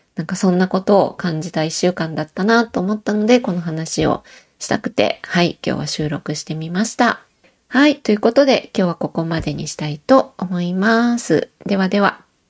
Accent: Osaka, Japan; moved away as an adult; now in Matsumoto, Japan; 私は大阪出身

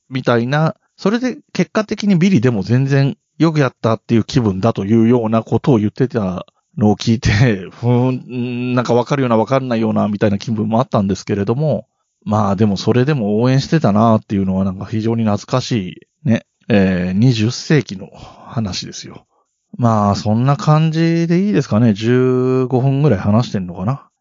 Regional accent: Yamanashi, Japan; moved away as an adult; also born or lived in Tokyo; 僕自身は山梨県の出身なんですけれども

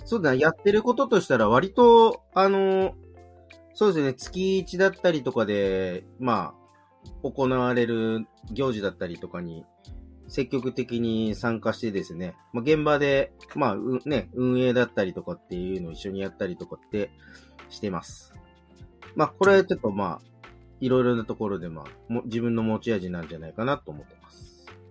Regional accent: Yokohama, Kanagawa, Japan; もともと自分元町の出身なんですけど、横浜の。

